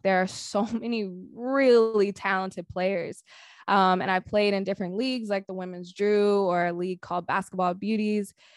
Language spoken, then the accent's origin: English; Sacramento, California, United States; I'm from Sacramento.